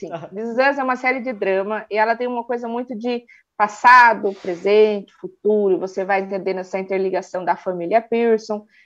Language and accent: Portuguese; Sorocaba, São Paulo, Brazil; eu sou de Sorocaba, interior de São Paulo.